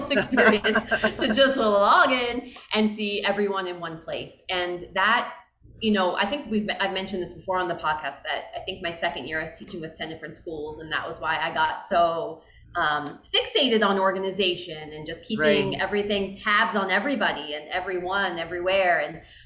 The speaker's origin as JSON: {"language": "English", "region": "Pennsylvania", "country": "United States", "tie": "born or raised there", "said": "And I grew up in Pennsylvania, and I went to school in Pennsylvania"}